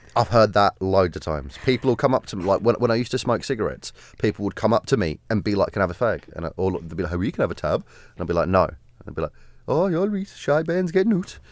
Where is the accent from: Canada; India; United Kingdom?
United Kingdom; South of England; As a Southerner